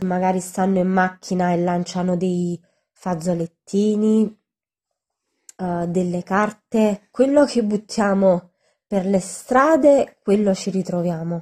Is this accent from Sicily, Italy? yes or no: no; Naples, Campania, Italy; Io sono nata nel rione Luzzatti